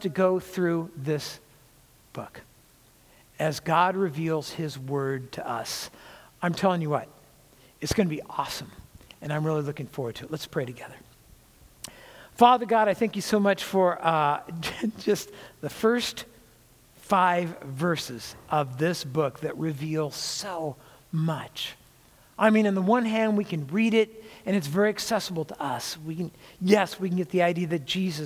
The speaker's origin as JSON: {"language": "English", "region": "California", "country": "United States", "said": "I was from California"}